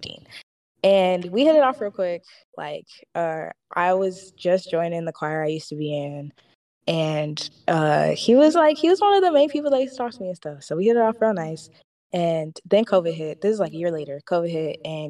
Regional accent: Detroit, Michigan, United States; I'm from Detroit

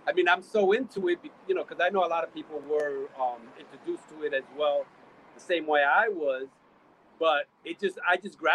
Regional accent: New York City, New York, United States; I was born in Queens, so I'm from Queens, New York.

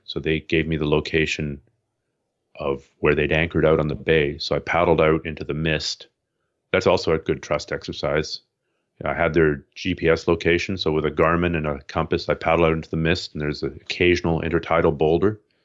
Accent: Canada; I'm Canadian

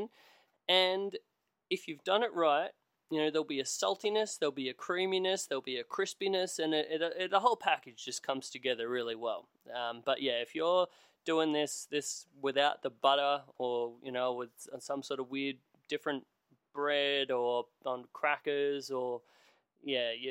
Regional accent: Australia; as an Australian

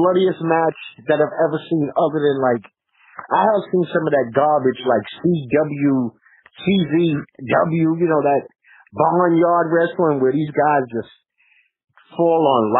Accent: New York, United States; moved away; I did New York one, so I did, you know, I do every once in a while get nosy and see what's going on back in my hometown.

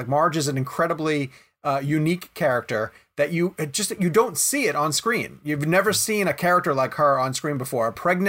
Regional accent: the South, United States

